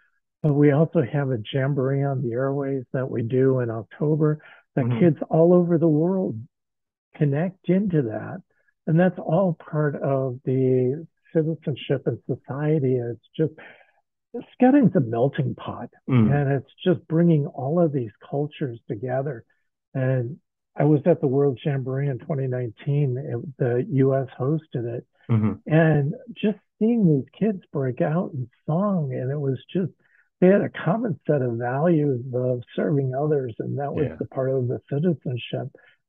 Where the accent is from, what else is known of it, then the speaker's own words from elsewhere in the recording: Midwest, United States; And I came from the Midwest area here.